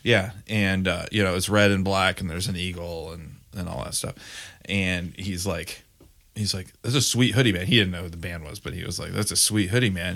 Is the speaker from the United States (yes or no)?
yes; Grand Rapids, Michigan, United States; moved away; I grew up in Grand Rapids, Michigan